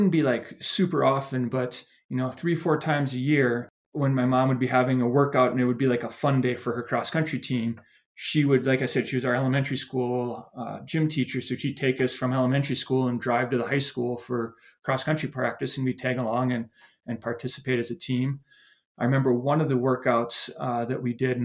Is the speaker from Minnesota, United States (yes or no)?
yes; Montrose, Minnesota, United States; moved away; I grew up about an hour west of Minneapolis, a small town called Montrose